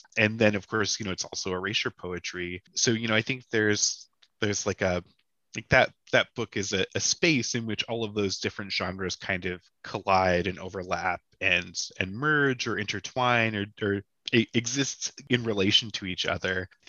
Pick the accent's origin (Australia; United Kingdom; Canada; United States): Canada; I'm not crazy about being Canadian.